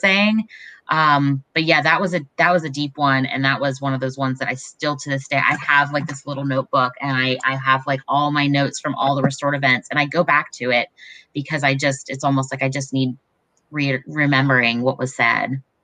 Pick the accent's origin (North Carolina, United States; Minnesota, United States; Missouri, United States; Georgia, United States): North Carolina, United States; Raleigh; I grew up in Raleigh